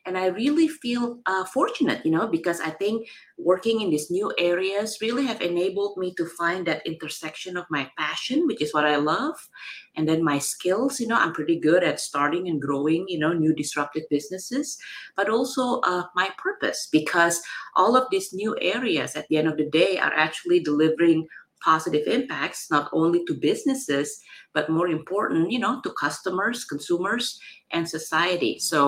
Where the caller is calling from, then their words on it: San Francisco, California, United States; I'm dialing in from a beautiful San Francisco today.